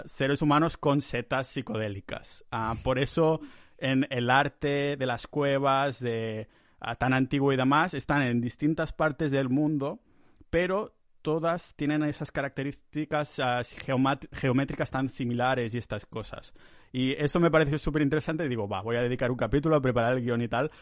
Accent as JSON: {"language": "Spanish", "area": "near Barcelona", "region": "Catalonia", "country": "Spain", "moved": "as an adult", "lives_now": "Estonia", "said": "volver a casa, volver a Barcelona, cerca de Barcelona, en mi pueblo ahí"}